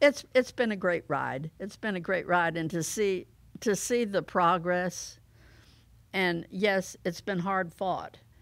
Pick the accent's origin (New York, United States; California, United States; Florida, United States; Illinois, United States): Florida, United States; St. Petersburg; I was fortunate in growing up in Saint Petersburg, Florida